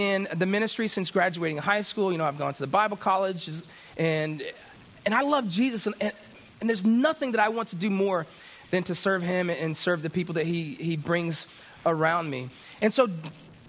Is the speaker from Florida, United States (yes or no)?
yes; Florida, United States; I grew up in Florida